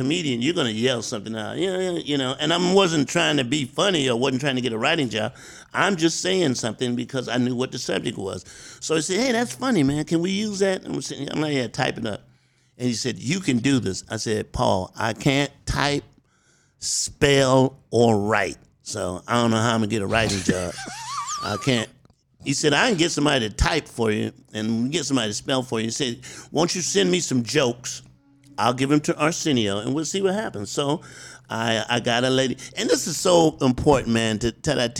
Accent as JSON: {"language": "English", "town": "Columbia", "region": "South Carolina", "country": "United States", "moved": "yes", "said": "I'm from South Carolina. I'm a little country boy"}